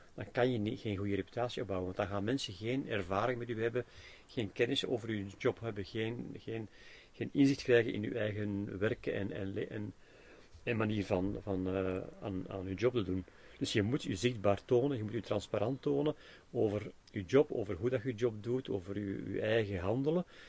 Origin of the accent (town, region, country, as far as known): Belgium